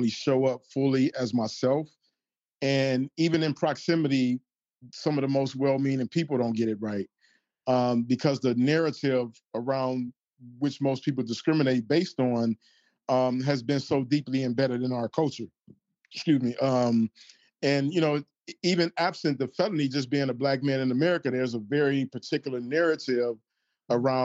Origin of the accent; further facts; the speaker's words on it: Detroit, Michigan, United States; I'm from Detroit